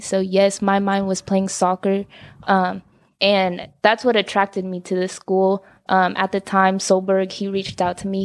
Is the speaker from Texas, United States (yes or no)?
yes; Dallas, Texas, United States; also born or lived in Carrollton; I grew up in Dallas